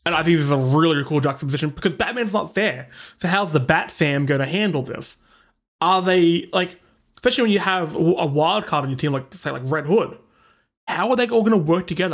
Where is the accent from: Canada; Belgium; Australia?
Australia; we are suppressing our accent so hard for you guys. 'Cause really, we speak like this, mate.